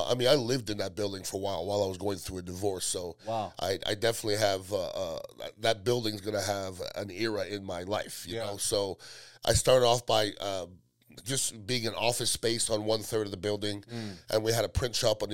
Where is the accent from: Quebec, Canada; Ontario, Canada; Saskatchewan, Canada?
Quebec, Canada; Montreal; moved away as an adult; also born or lived in Iowa / Tampa Bay; now in Tampa, United States; I'm from Montreal, Canada originally. My parents are from the West Indies, Guyana and Trinidad, so they didn't have anything growing up